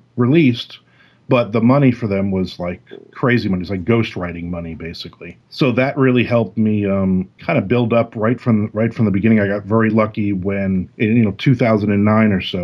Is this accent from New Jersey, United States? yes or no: yes; New Jersey, United States; now in Florida, United States; I'm in Florida now, but I'm a Jersey boy, I grew up in Jersey